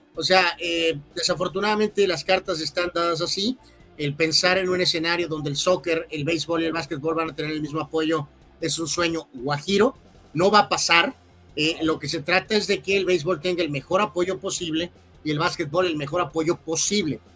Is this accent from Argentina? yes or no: no; Mexico